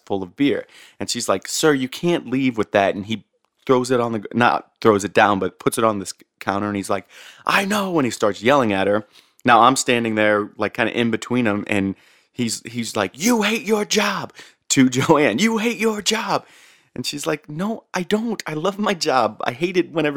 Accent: St. Louis, Missouri, United States; I grew up in St. Louis

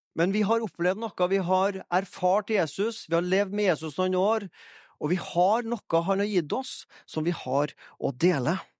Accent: Fannrem, Trøndelag, Norway; moved away as an adult; now in Egersund, Norway; er jeg fra Fannrem, da, i Orkdalen

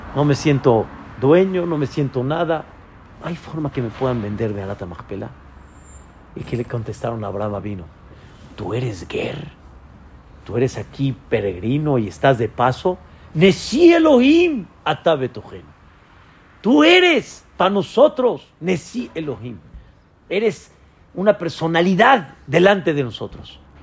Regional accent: Mexico; Yo soy mexicano

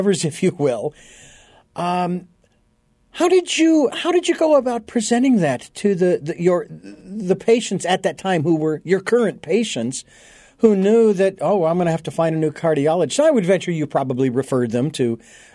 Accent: Phoenix, Arizona, United States; Phoenix, Arizona, my hometown

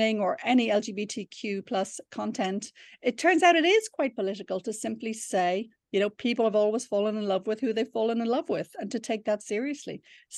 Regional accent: Ireland; It would have been heavenly, I have to admit.

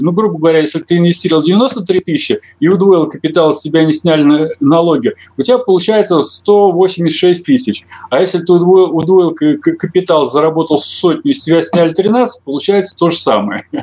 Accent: Russia; я россиянин

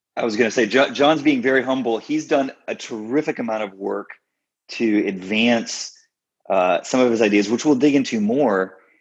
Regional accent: Texas, United States; moved away as an adult; also born or lived in Scotland; now in Washington, D.C., United States; I'm from Texas originally. I grew up in the suburbs.

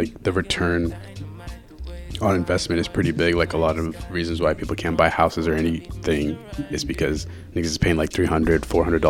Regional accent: Sudan; I'm from Sudan.

